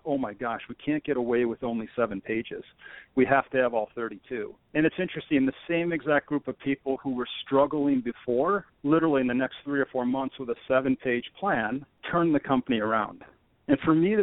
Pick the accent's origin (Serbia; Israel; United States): United States; Rochester, New York; I'm originally from Rochester, New York, and I grew up with very entrepreneurial parents